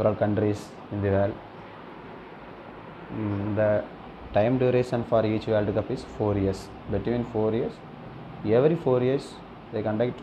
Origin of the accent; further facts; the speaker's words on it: Kanyakumari district, Tamil Nadu, India; moved away as an adult; now in Coimbatore, India; I done my school and college studies in Kanyakumari